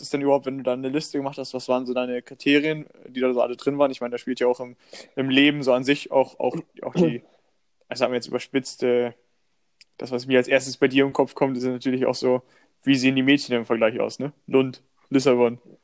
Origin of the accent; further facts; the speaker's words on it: Northern Germany, Germany; bei uns in Norddeutschland